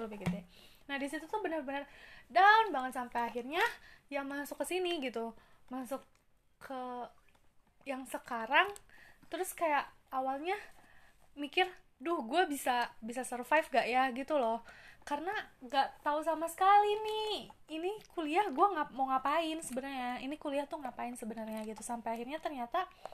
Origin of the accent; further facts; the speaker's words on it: Bandung, West Java, Indonesia; aku kan orang asli Bandung asli dari kecil di sini